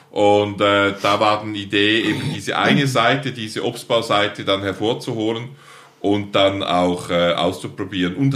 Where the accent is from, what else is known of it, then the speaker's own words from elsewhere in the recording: Altstätten, St. Gallen, Switzerland; Ich bin geboren in Altstetten, mhm. St. Karl Rheintal, also in der Ostschweiz.